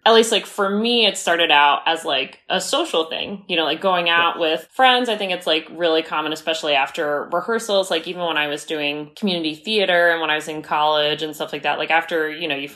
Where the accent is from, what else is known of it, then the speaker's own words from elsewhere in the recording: Clinton, New York, United States; moved away as an adult; where I grew up in Clinton, New York